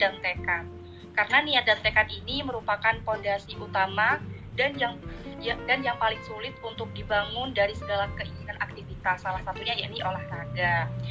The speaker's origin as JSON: {"language": "Indonesian", "town": "Sidoarjo", "region": "East Java", "country": "Indonesia", "said": "asal dari Sidoarjo"}